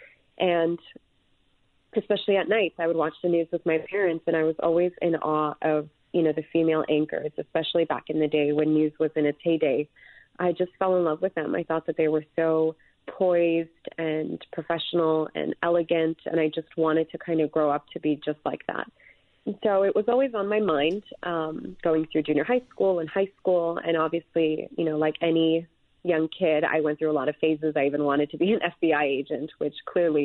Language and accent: English; Los Angeles, California, United States; also born or lived in Yerevan, Armenia / Glendale; I grew up here in L.A.